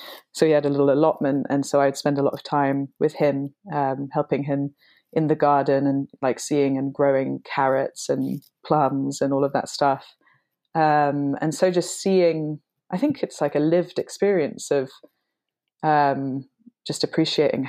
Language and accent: English; London, United Kingdom; I'm half English and half Hungarian. So my dad is English and my mum is Hungarian. And ever since I was tiny, we would spend summer holidays in Hungary. So I was living in London